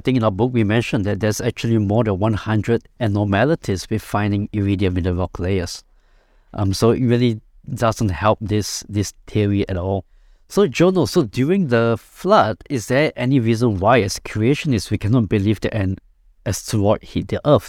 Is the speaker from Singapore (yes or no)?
yes; Singapore; I'm from Singapore